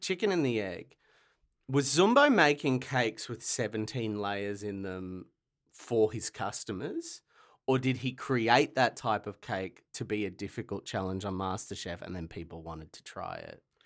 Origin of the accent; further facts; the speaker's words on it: Latrobe Valley, Victoria, Australia; also born or lived in Ballarat; I grew up in the Latrobe Valley, so I only knew, like, country pubs